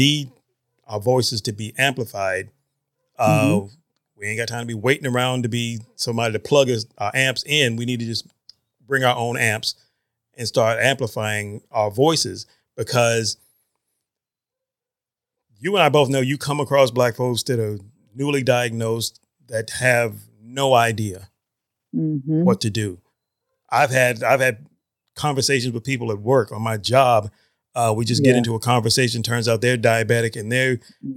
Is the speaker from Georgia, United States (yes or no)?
yes; Northeast Georgia, United States; I grew up in an area up in Northeast Georgia.